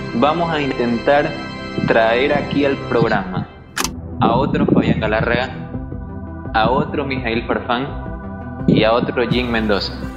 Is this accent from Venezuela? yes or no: no; Ecuador; yo también soy galarra, soy de Ecuador, hago radio.